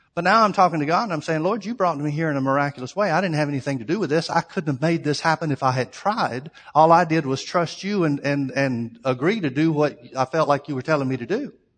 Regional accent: Alabama, United States; family growing up in Alabama

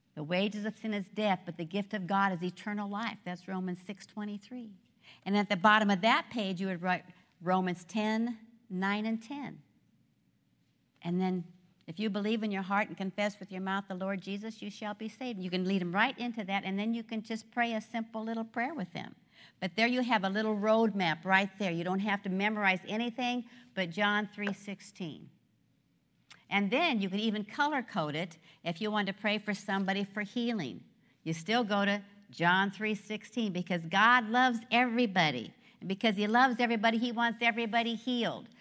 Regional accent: Nebraska, United States; I grew up in Nebraska. I am a corn husker.

